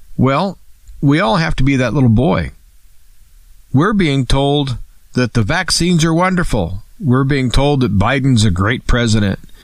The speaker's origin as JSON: {"language": "English", "country": "United States", "said": "I'm an American, and I'm a free American"}